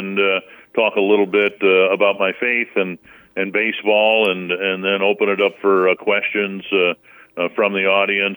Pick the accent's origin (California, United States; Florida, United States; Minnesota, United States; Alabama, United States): Minnesota, United States; also born or lived in central Missouri / Staples, Minnesota; have spent almost my entire life in Minnesota